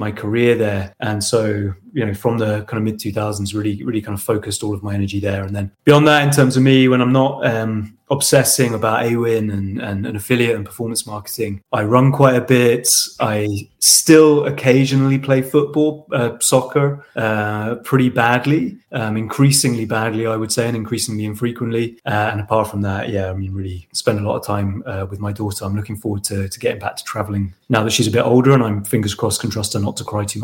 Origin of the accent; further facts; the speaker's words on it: Portsmouth, South East England, United Kingdom; moved away as an adult; UK in a town called Portsmouth, which is a Navy town. Uh, went to school there till I was 18